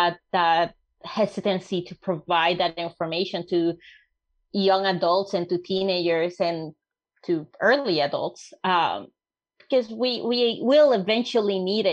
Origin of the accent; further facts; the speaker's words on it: Puerto Rico; Growing up in Puerto Rico